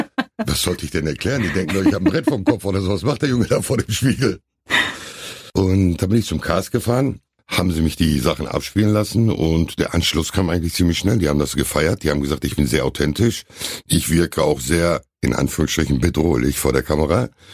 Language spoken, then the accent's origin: German; Hamm, North Rhine-Westphalia, Germany; ich war glaube ich zwei, als wir hier hingezogen sind. Mhm. Wir haben die ersten zwei Jahre auf der Fangstraße da damals gewohnt und dann in den Hammerwesten gezogen